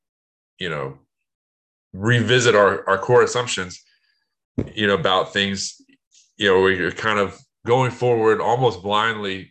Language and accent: English; United States; as an American